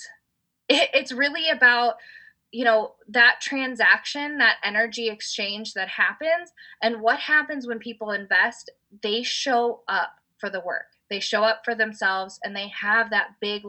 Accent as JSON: {"language": "English", "region": "Indiana", "country": "United States", "said": "my husband, we're from Indiana"}